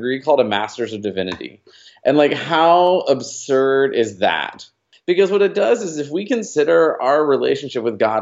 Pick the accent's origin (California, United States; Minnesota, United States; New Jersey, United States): New Jersey, United States; moved away as an adult; now in Dallas, United States; I grew up in New Jersey